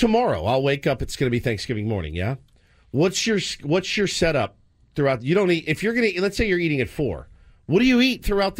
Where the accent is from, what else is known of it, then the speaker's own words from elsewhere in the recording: the South, United States; growing up in the South